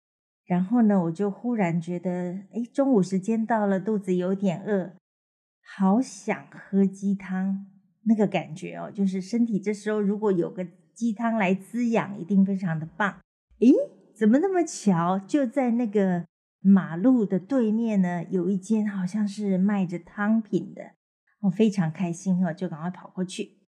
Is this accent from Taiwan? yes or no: yes; southern Taiwan, Taiwan; 那我们南部人都是非常的随和嘛，当然没有问题。